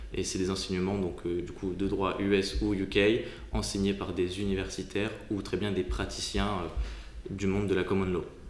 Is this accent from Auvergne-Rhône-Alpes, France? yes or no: no; Hauts-de-France, France; moved away as an adult; also born or lived in Paris region; je suis originaire de la région de France, euh, donc euh, dans le nord